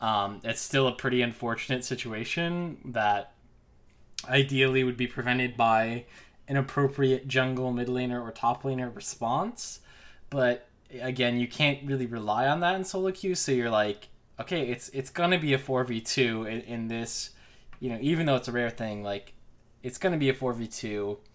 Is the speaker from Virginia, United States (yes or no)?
no; Pittsburgh, Pennsylvania, United States; now in Atlanta, United States; I'm originally from Pittsburgh, the Steel City, as they say, so I think probably Rel could be from my hometown.